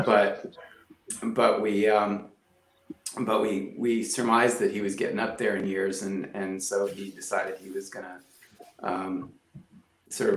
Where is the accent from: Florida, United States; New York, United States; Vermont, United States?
New York, United States; Poughkeepsie; my best friend growing up in Poughkeepsie